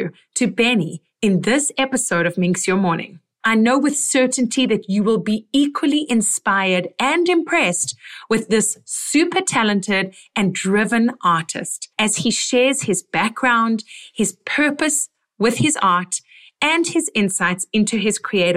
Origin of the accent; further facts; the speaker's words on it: South Africa; moved away as an adult; now in Canada; I'm South African